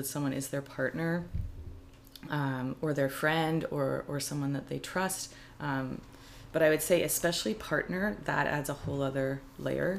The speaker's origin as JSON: {"language": "English", "town": "Calgary", "region": "Alberta", "country": "Canada", "tie": "born or raised there", "also_born_or_lived": "Montreal", "moved": "as an adult", "said": "growing up, from the age of 15 to probably 19 when I moved away from Calgary"}